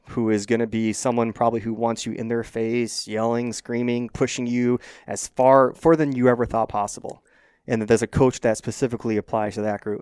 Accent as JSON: {"language": "English", "town": "Phoenix", "region": "Arizona", "country": "United States", "tie": "born or raised there", "said": "I grew up in North Phoenix, Scottsdale area"}